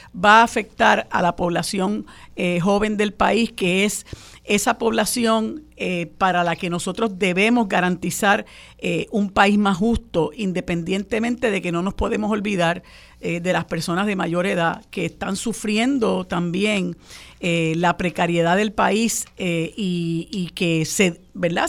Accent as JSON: {"language": "Spanish", "country": "Puerto Rico", "said": "en un país tan violento como el nuestro"}